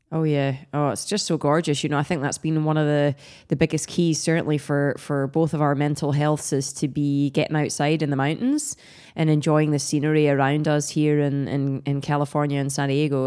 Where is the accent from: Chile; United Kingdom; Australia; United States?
United Kingdom; Scotland; I'm Scottish